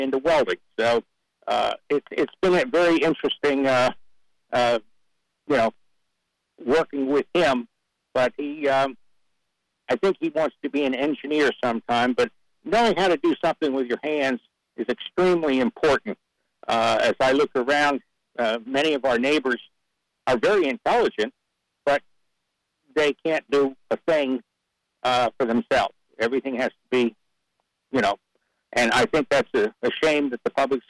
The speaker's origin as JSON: {"language": "English", "town": "Drexel Hill", "region": "Pennsylvania", "country": "United States", "tie": "born or raised there", "also_born_or_lived": "Wake County, North Carolina", "moved": "yes", "lives_now": "North Carolina, United States", "said": "I was raised outside of Philadelphia in a small community called Drexel Hill, Upper Darby Township"}